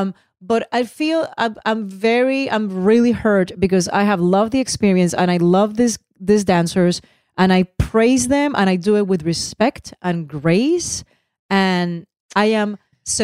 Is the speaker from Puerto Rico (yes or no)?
yes; Puerto Rico; first language Spanish; English is a second language; moved away; Spanish is my first language, is my love. I was born and raised in Puerto Rico.